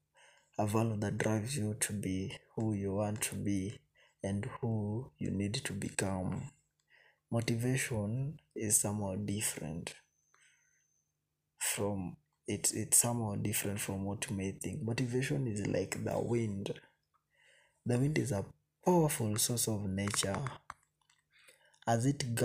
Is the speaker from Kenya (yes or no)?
yes; Kenya; I'm a Kenyan citizen by birth